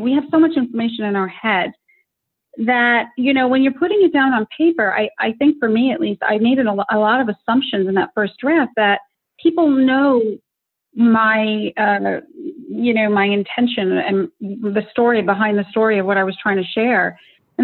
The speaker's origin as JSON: {"language": "English", "country": "United States", "tie": "born or raised there", "said": "I was born in America"}